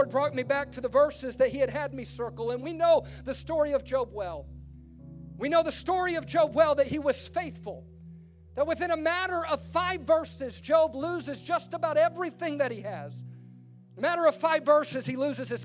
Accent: Baton Rouge, Louisiana, United States; I'm from Baton Rouge, Louisiana, and my family had this tradition

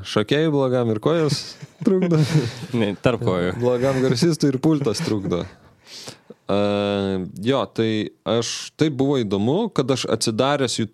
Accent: Lithuania; mes iš Lietuvos

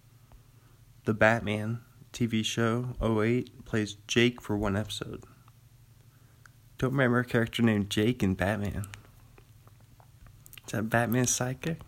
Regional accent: Washington, United States; I'm from Washington

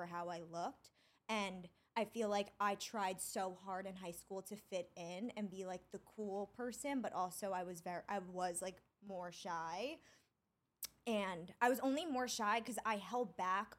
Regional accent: Long Island, New York, United States; also born or lived in Syosset / Dix Hills; I grew up on Long Island and I bumped around to towns a lot

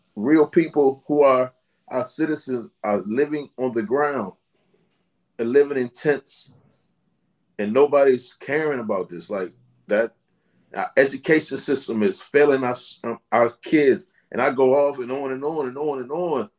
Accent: Washington, District of Columbia, United States; I grew up in Southeast Washington, D.C.

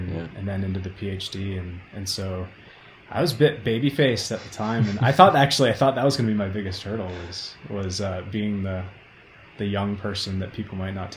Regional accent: Maine, United States; moved away as an adult; also born or lived in Oregon; now in Boulder, United States; I'm originally from Maine, and then I went to Oregon and bounced all around, and I fell in love with Boulder, Colorado.

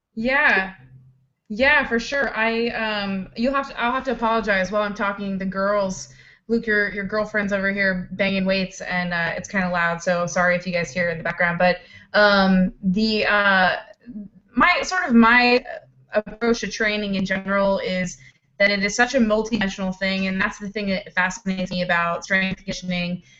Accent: East Coast, United States; I'm from the East Coast

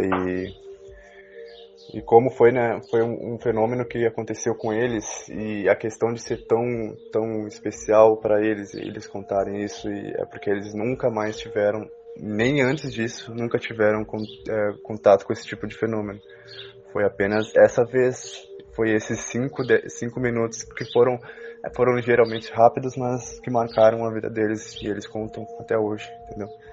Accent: Uruguaiana, Rio Grande do Sul, Brazil; eu sou de Uruguaiana, extremo oeste do Rio Grande do Sul, fronteira com a Argentina.

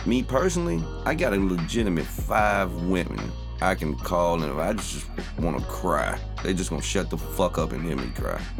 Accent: Memphis, Tennessee, United States; I'm from Memphis

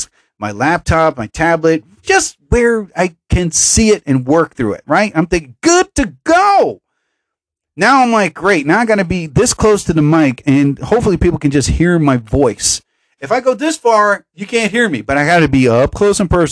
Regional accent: New Jersey, United States; I love my home state

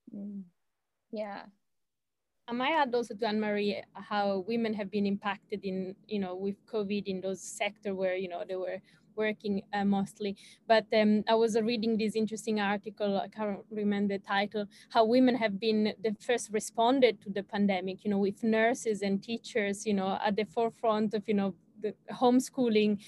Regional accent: Switzerland; now in Australia; I'm from Switzerland originally

